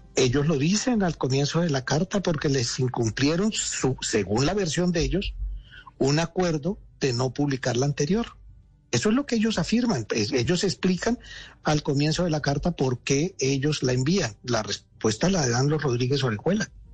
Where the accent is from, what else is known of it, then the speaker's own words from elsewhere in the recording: Colombia; moved away as an adult; now in Argentina; yo como colombiano